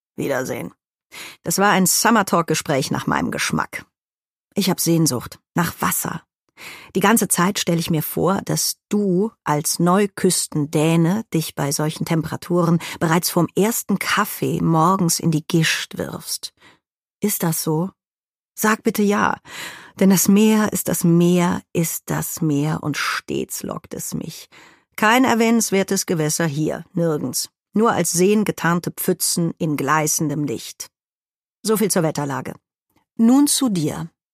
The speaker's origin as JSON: {"language": "German", "town": "Cologne", "region": "North Rhine-Westphalia", "country": "Germany", "said": "Als Kölnerin"}